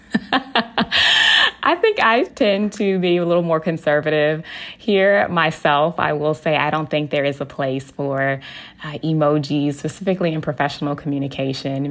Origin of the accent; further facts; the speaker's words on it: Texas, United States; I am from Texas and y'all is a part of my vernacular